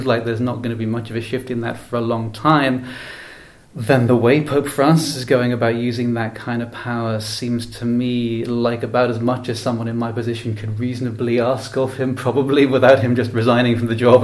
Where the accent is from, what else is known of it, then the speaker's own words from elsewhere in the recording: Ireland; I come from Ireland, a country with no shortage, as you may have heard, of Catholicism in its history